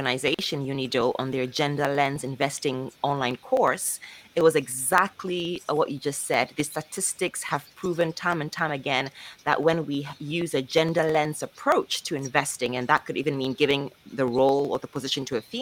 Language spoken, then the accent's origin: English; Ghana; I'm from Ghana